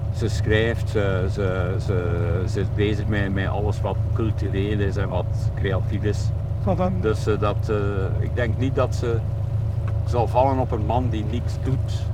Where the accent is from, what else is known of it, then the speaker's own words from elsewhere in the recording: Hamme, Flanders, Belgium; ik ben het boertje uit Ammen